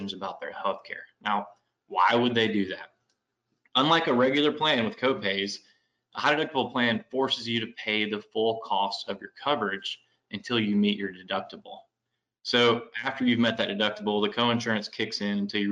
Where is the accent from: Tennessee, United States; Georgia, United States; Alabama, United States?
Tennessee, United States; Memphis; moved away as an adult; also born or lived in Knoxville, Tennessee; now in Nashville, United States; I was born and raised in Memphis